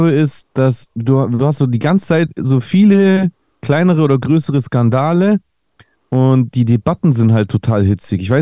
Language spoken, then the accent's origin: German; Greece; now in Germany; hey, ich bin auch Grieche, ich finde es voll krass, dass ein Grieche so im Deutschrap ist und so.